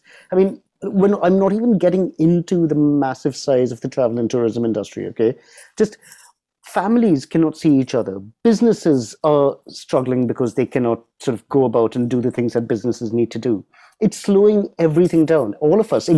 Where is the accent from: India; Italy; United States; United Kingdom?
United Kingdom; as a Brit